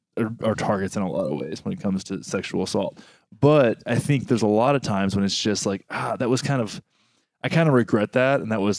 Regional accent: Texas, United States; I grew up in Texas, man. Texas.

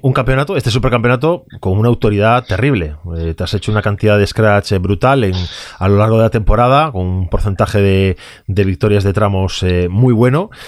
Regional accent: Vigo, Galicia, Spain; yo soy gallego y soy de Vigo

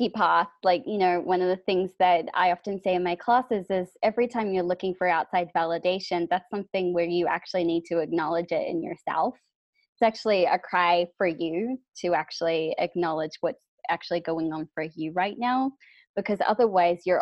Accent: New Zealand; So I'm from New Zealand

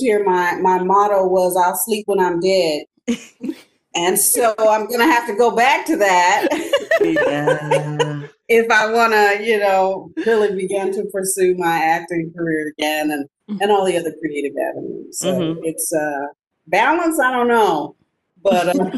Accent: Louisiana, United States; accent: Creole; moved away; my Creole accent

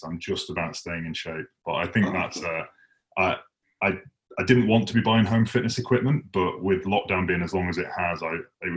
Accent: Huddersfield, Yorkshire and the Humber, United Kingdom; moved away; I don't actually live in Huddersfield anymore, but I grew up in Huddersfield

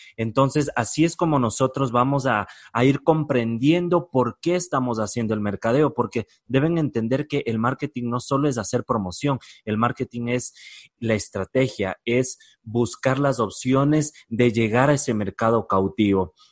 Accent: Ecuador; en mi país, en Ecuador

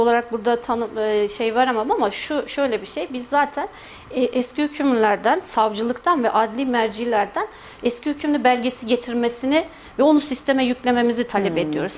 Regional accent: Kayseri, Kayseri Province, Turkey; merkez doğumluyum, Kayseri doğumluyum.

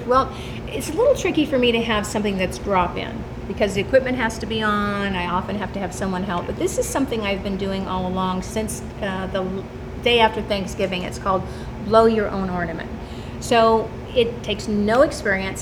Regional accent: California, United States; moved away as an adult; I'm from California

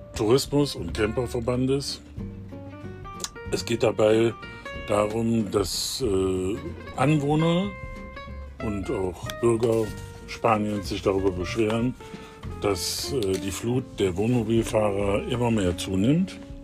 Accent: Germany; wir als Deutsche

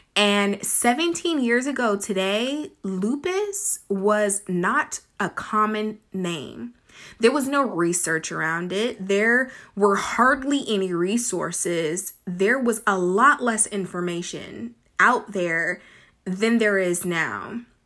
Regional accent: Sacramento, California, United States; I grew up in the California, Northern California, Sacramento area

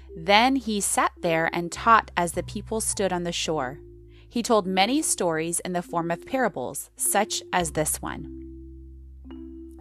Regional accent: United States; American Christians

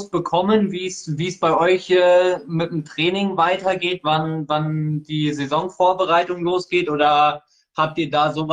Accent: Bavaria, Germany; Äh, also zu, zur Info, ich komme aus Bayern. Bei uns geht das jetzt diese, diese Woche schon los.

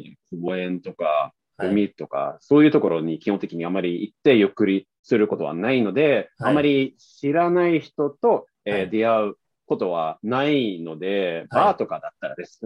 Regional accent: northern Sweden, Sweden; Japanese is a second language; moved away as an adult; now in Tokyo, Japan; 特に僕のふるさとはそうなんですね。なので、あの、そういう視線で、あの、まあ、そういう環境で育ったので

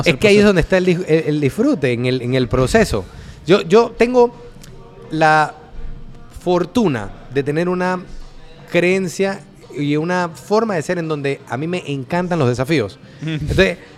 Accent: Cerro Viento, Panama; yo vengo de abajo, yo nací en Cerro Viento. viví 30 años en Cerro Viento.

